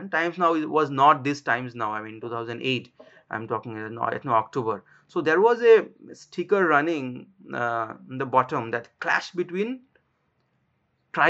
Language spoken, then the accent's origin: English; Assam, India; also born or lived in Bangalore; I am from Assam